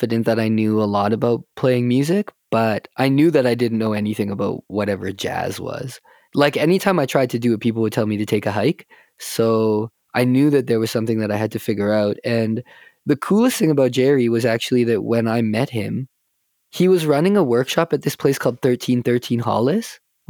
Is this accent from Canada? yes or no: yes; Calgary, Alberta, Canada; I grew up here in Calgary